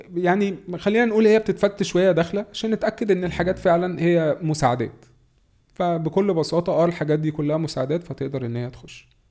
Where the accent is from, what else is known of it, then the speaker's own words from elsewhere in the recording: Egypt; احنا يعني كمصريين